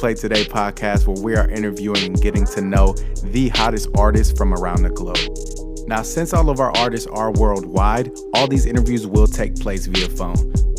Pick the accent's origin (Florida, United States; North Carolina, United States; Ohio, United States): Ohio, United States; Canton; I grew up in Canton, so it's like I'm pretty familiar with the area.